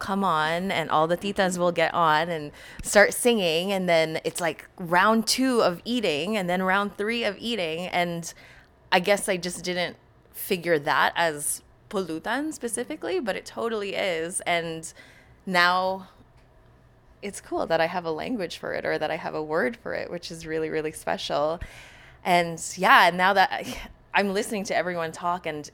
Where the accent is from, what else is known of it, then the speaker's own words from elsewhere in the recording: Canada; also born or lived in Philippines; I lived most of my life here in Canada